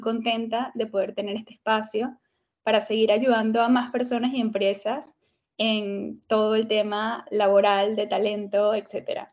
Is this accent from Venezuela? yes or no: yes; Venezuela; moved away; lo que venía haciendo en, en Venezuela, porque soy venezolana